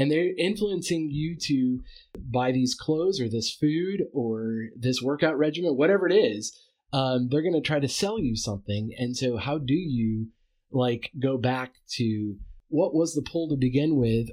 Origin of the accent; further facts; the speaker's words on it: United States; as an American